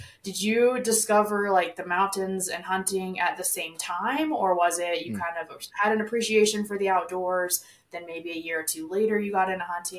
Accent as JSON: {"language": "English", "region": "Texas", "country": "United States", "said": "Like I'm from Texas"}